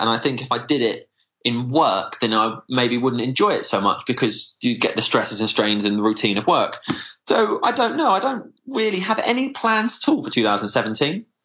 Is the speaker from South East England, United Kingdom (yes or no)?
yes; South East Kent, South East England, United Kingdom; I grew up in South East Kent